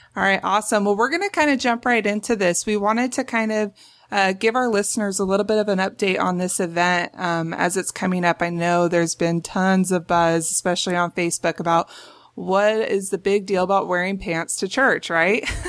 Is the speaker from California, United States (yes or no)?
yes; Los Angeles, California, United States; I grew up in North Hollywood, California